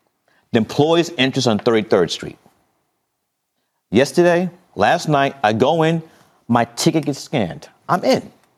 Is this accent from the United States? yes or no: yes; New York City, New York, United States; I grew up in Fort Greene, Brooklyn.